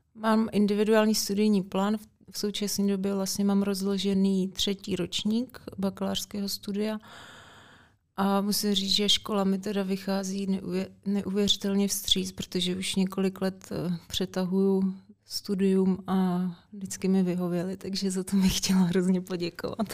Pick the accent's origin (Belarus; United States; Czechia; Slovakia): Czechia; Děčín, Ústí nad Labem Region; trenér v Děčíně, tenkrát odkud pocházím